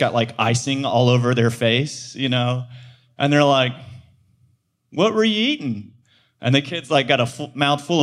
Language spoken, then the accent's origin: English; Georgia, United States; I grew up in Georgia